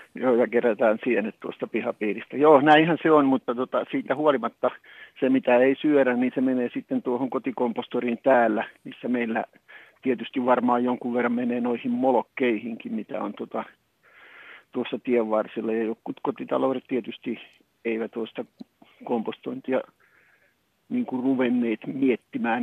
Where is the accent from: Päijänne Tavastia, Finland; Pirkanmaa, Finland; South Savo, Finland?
Pirkanmaa, Finland; Tampere; muistan pikkupoikana, kun menin ja Tampereella